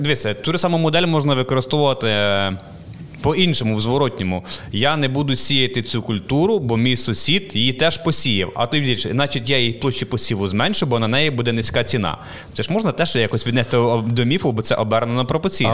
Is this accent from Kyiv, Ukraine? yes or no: no; Vinnytsia, Vinnytsia Oblast, Ukraine